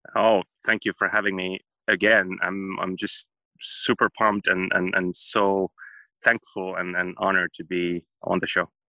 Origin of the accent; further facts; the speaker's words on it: Finland; here in finland